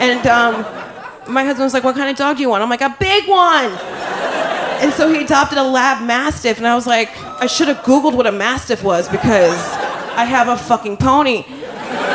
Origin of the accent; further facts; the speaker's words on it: New Jersey, United States; I'm from Jersey.